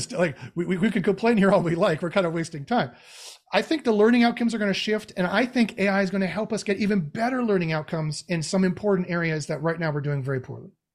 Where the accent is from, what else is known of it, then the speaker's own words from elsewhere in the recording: Canada; I'm Canadian